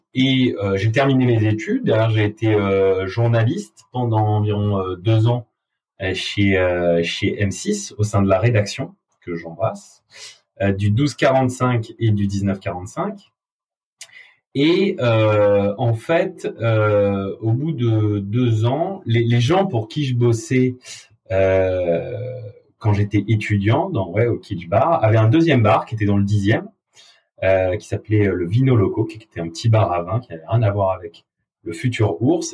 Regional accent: Avignon, Provence-Alpes-Côte d'Azur, France; moved away as an adult; now in Paris, France; Je viens d'Avignon, j'ai fait toutes mes études à Avignon, ma famille est basée à Avignon

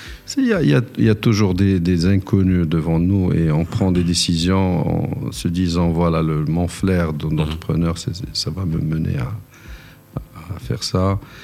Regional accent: Morocco; moved away as an adult; also born or lived in United States / Algeria / Bahrain; mon retour au, pays mm-hmm. en 98 après avoir passé 13 ans aux États-Unis

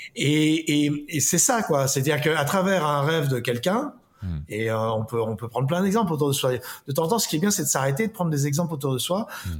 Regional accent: Paris, Île-de-France, France; je suis né à Paris

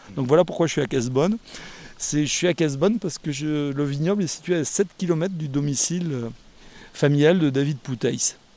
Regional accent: Bordeaux, Nouvelle-Aquitaine, France; Je suis de Bordeaux

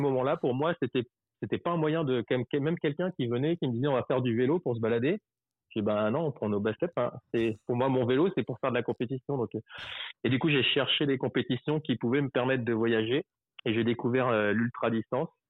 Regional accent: Paris region, Île-de-France, France; je suis français. Euh, mmh. je suis né en 1978. Aujourd'hui, j'habite en, bah, j'ai toujours quasiment habité en région parisienne

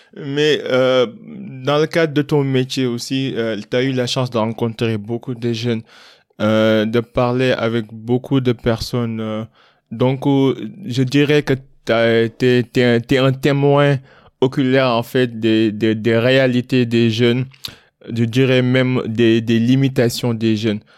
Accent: Kaolack, Senegal; j'ai grandi à Kaolek

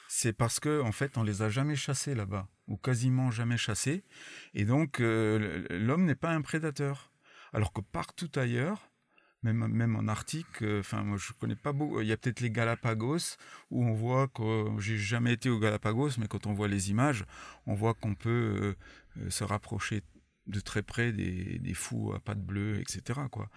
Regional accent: France; je suis pas anglophone quoi, je suis français avant, avant tout

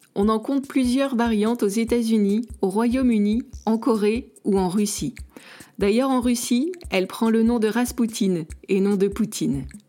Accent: Nice, Provence-Alpes-Côte d'Azur, France; now in Canada; en tant que niçoise

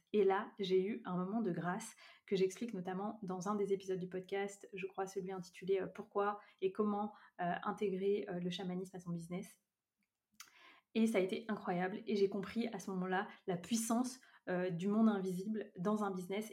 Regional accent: Brittany, France; je vis actuellement en Bretagne, près de là où j'ai grandi

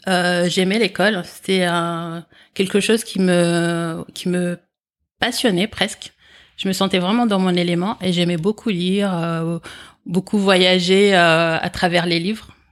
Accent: France; also born or lived in Comoros; je suis né aux Comores et à l'âge de 8 ans, je suis venu en France. Et euh, en fait, j'ai un, schéma familial particulier parce qu'en fait, j'ai été élevé par ma grande sœur en France

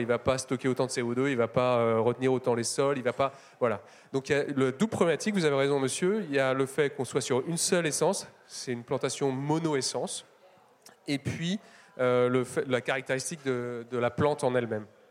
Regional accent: Paris, Île-de-France, France; je suis parisien

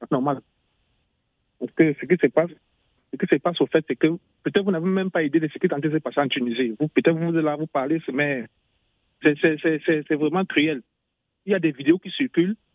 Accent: Douala, Littoral, Cameroon; now in Europe

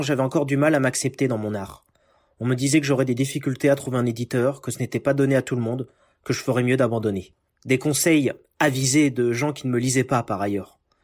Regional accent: Paris region, Île-de-France, France; moved away as an adult; now in United States; Je suis né en France, en région parisienne

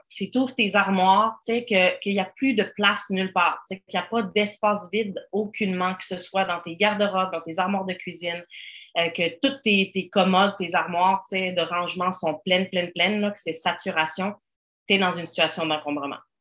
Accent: Switzerland; now in Quebec, Canada; je viens de la Suisse à l'origine

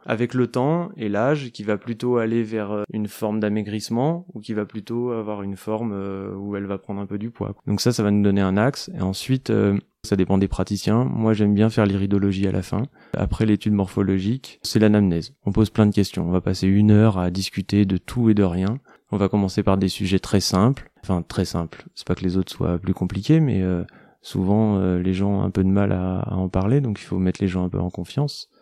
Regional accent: Aveyron, Occitania, France; also born or lived in Paris; now in Marseille, France; je suis originaire de l'Aveyron

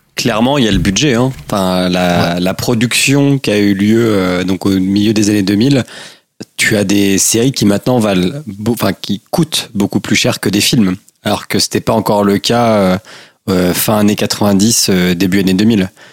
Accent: Normandy, France; now in Switzerland; je viens de Normandie

